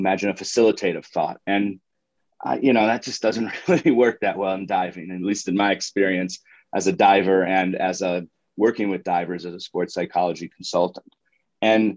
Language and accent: English; Syracuse, New York, United States; moved away as an adult; also born or lived in Moultrie, Georgia; now in Denver, United States; growing up in Central New York